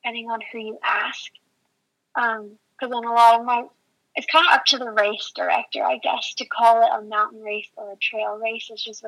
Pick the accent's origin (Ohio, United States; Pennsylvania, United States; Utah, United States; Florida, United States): Utah, United States; Salt Lake City; I'm from Salt Lake City